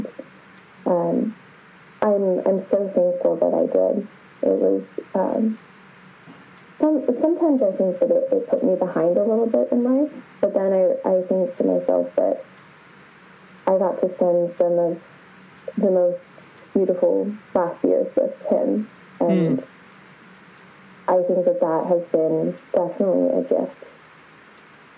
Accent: Kansas City, United States; moved away as an adult; now in London, United Kingdom; So I grew up in Kansas City. That's where I'm originally from

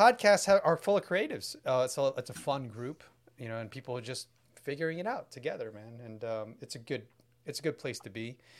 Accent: New York, United States; I'm not from here. You know, like, how do you, why are you blanket stating, right? I'm from New York. I came to Minnesota just for you

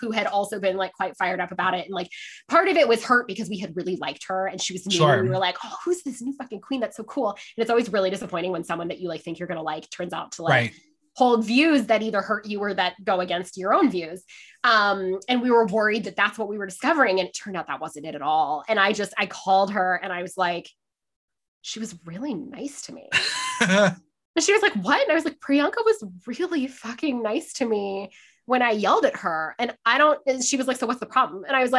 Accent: Canada; also born or lived in England / Scotland; So I am Canadian. But we did so many postings that like I lived in almost all of the provinces. And then we also did postings in England and Scotland when I was a child, which I loved.

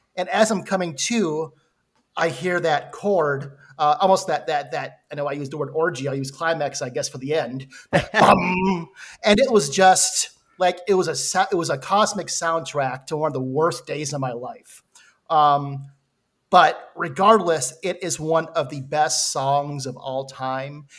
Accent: Minnesota, United States; I'm from Minnesota

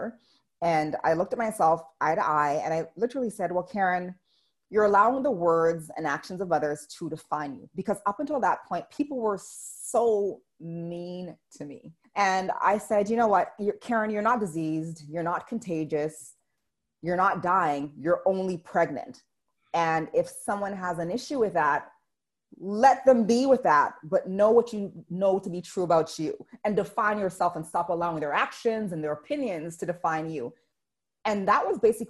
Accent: Canada; I'm Canadian

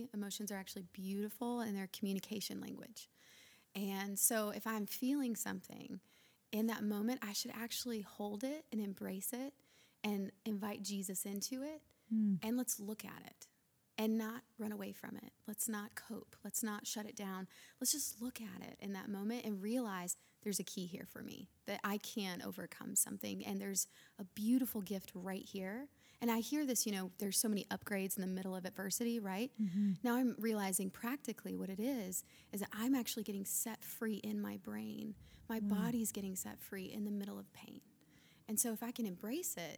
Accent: Lookout Mountain, Northern Alabama, United States; also born or lived in Florida; Grew up in Alabama

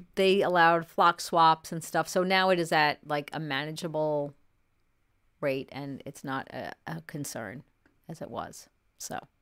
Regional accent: New York, United States; I grew up in New York

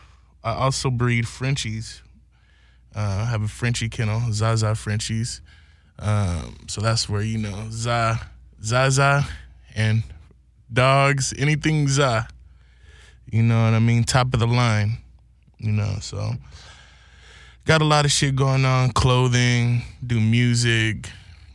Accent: Santa Maria, California, United States; I'm born and raised in California. A place called Santa Maria, California

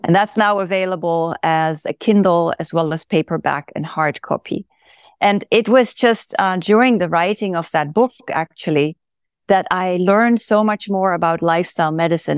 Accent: Netherlands; moved away as an adult; also born or lived in California; now in Oregon, United States; I am originally from the Netherlands, and that's where I went to medical school

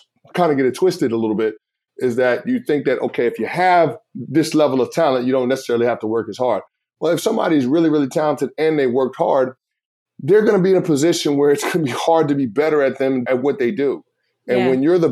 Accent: New York City, New York, United States; moved away; Growing up as a kid in the Bronx, New York

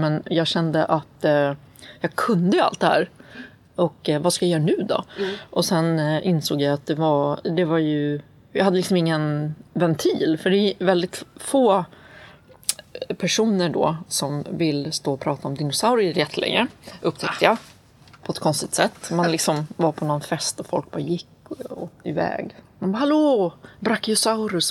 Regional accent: Sweden; also born or lived in Atlanta, Georgia, United States; Jag är född i Sverige. Och sen så, min pappa är från USA

